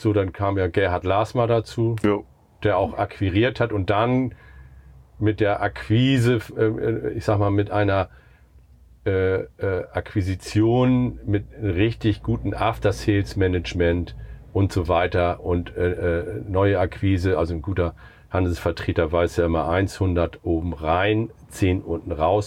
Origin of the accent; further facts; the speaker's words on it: Buxtehude, Lower Saxony, Germany; wir kommen aus Buxtehude